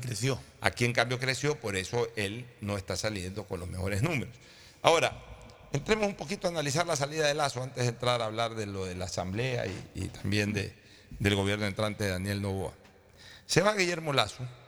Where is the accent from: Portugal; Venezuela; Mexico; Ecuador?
Ecuador